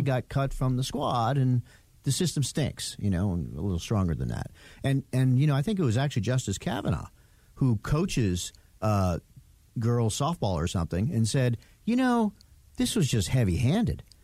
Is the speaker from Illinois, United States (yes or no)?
no; New York, United States; we Italians growing up in New York